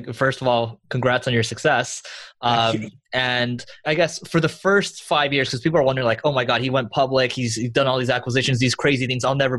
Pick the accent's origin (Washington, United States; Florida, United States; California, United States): California, United States; Arcadia; I grew up in Arcadia.